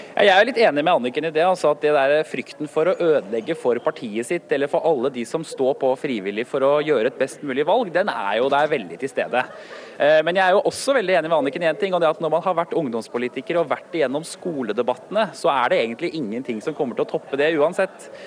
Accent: Norway; Som nordmann

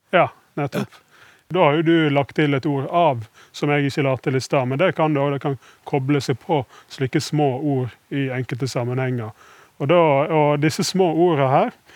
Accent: Western Norway, Norway; som vestlending jeg liker jo hardt vær

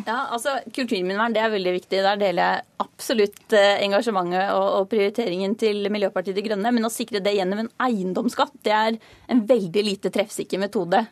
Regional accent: Hedmarken, Innlandet, Norway; moved away; Jeg kom fra Hedmarkene, hvor jeg vokste opp da jeg var yngre

